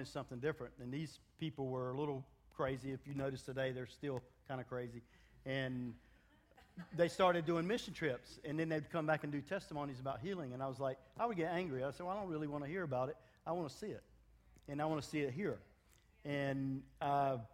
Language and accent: English; United States; moved away; also born or lived in Africa; I am African American